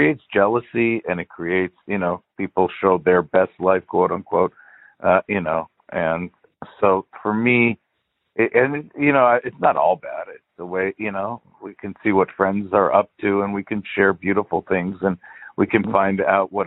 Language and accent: English; Los Angeles, California, United States; I was born in L.A.